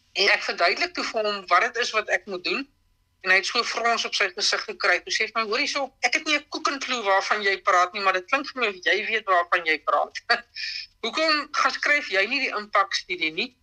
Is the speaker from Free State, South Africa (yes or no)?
yes; Smithfield, Free State, South Africa; also born or lived in Bloemfontein; Ek is in Bloemfontein gebore, maar ek het ek het aan Smithfield groot geword.